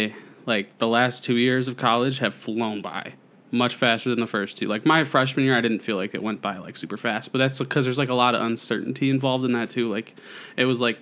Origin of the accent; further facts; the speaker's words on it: Fraser, Michigan, United States; I'm from the tiny town of Fraser, Michigan.